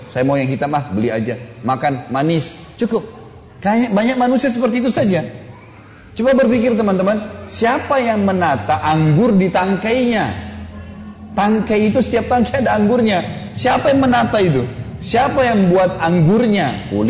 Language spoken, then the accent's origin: Indonesian; Makassar, South Sulawesi, Indonesia; Ini soalnya saya dari Makassar biasanya bilang mistar dulu waktu kecil.